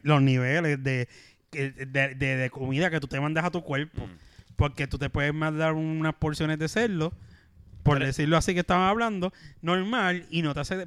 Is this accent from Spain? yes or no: no; Puerto Rico; Como éramos puertorriqueños